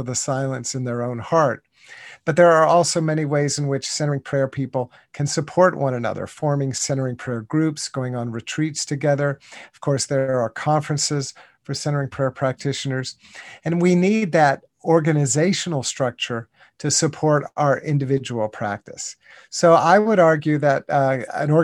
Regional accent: United States; I grew up in the United States, in North America, and even in my childhood, back in the 1960s and 1970s

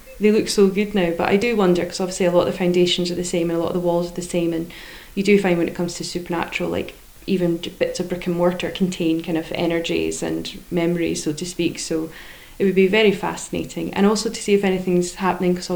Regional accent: Edinburgh, Scotland, United Kingdom; growing up in Brunston, when it was the really old Brunston, like the old piggery, the old cottages

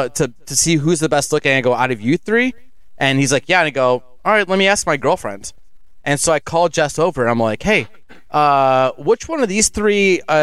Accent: Cleveland, Ohio, United States; And we're like, oh, Cleveland, Ohio.

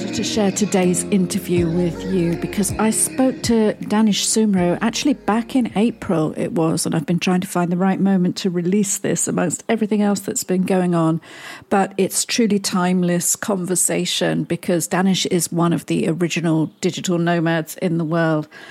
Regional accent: United Kingdom; moved away; a Brit stranded in Europe

